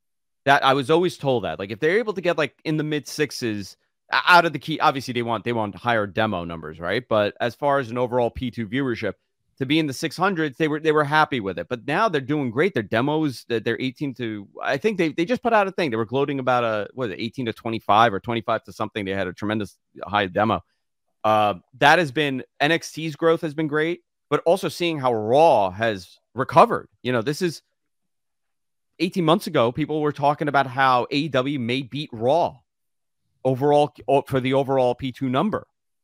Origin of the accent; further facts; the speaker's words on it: Queens, New York, United States; You're in my hometown in Queens.